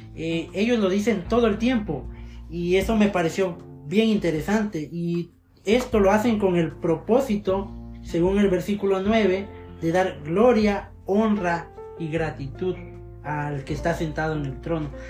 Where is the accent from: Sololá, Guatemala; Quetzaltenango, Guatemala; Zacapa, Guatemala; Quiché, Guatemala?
Zacapa, Guatemala; now in Guatemala City, Guatemala; antes soy del departamento de Zacapa, pero ahora vivo en la capital